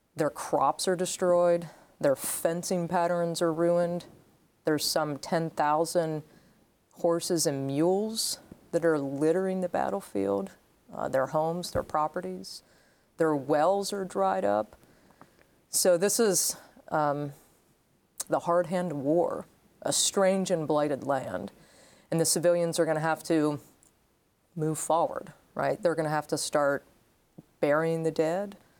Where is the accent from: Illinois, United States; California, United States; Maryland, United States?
Maryland, United States; also born or lived in Meyersdale, Pennsylvania; my family moved over to Maryland. So I grew up about two hours from the Gettysburg battlefield